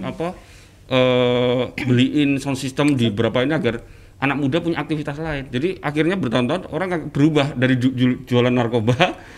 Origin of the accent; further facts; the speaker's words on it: Yogyakarta, Special Region of Yogyakarta, Indonesia; Kemudian saya juga dari Jogja